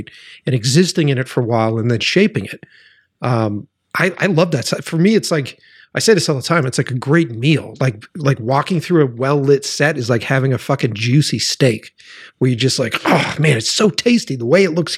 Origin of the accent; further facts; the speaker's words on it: Boston, Massachusetts, United States; I'm from Boston.